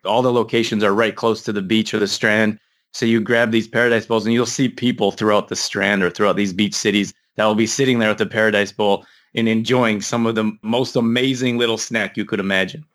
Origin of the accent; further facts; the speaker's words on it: Canada; moved away; also born or lived in Midwest, United States; I grew up in Canada